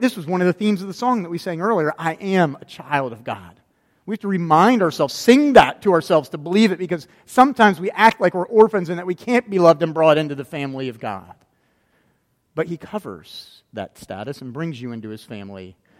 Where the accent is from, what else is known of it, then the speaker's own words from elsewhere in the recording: Florida, United States; growing up in Florida, I've been to Disney World a lot of times